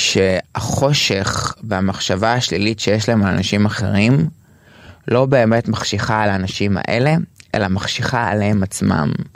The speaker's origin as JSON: {"language": "Hebrew", "town": "Tel Aviv", "region": "Tel Aviv District", "country": "Israel", "said": "טרנסג'נדרית תל אביבית"}